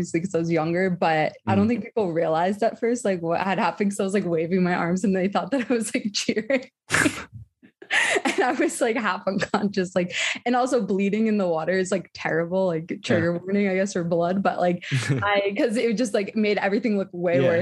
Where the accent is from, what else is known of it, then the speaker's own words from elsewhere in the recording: New Jersey, United States; I'm from New Jersey